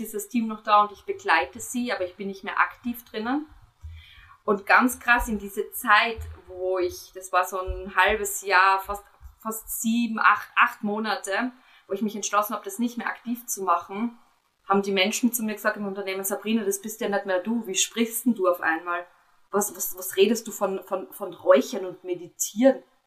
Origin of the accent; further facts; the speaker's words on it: Austria; bei uns in Österreich